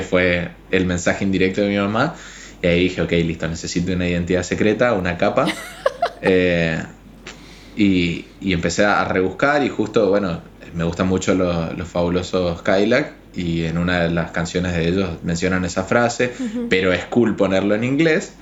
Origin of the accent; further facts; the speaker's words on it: Chaco, Argentina; moved away as an adult; now in Paraguay; estudié en la Universidad Nacional del Nordeste, soy de Chaco